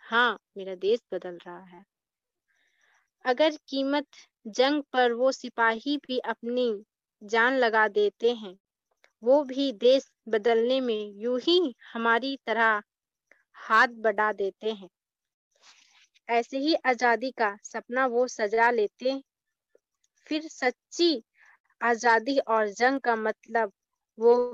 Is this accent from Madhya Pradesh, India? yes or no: no; Nawada, Bihar, India; मैं नवादा जिला से हूँ मैं बीएससी पार्ट वन की छात्रा हूँ